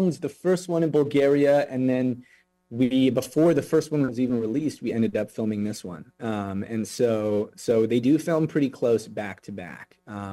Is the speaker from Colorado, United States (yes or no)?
no; Los Angeles, California, United States; I grew up over in Woodland Hills